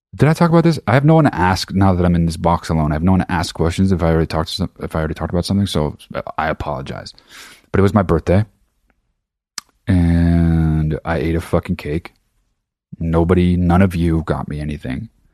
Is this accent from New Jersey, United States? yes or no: yes; New Jersey, United States; now in Los Angeles, United States; I'm fucking from New Jersey, I live in Los Angeles